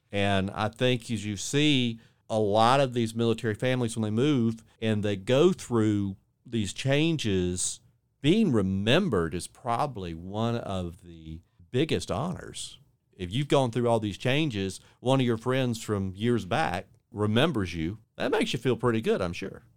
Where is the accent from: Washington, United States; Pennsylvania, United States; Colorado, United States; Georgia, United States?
Georgia, United States; Warner Robins; now in Panama City Beach, United States; I born and raised in Warner Robins, Georgia, so right outside Robbins Air Force Base